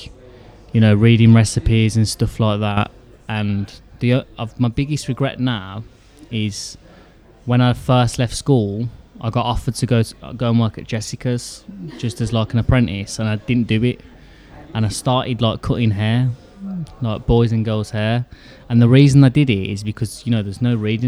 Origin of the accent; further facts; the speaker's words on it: Birmingham, West Midlands, United Kingdom; also born or lived in Solihull / Erdington / Stechford; I'm definitely a Brummie